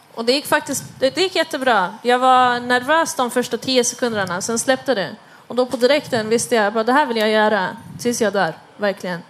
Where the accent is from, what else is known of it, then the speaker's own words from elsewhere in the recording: Stockholm, Stockholm County, Sweden; jag kommer själv från Husby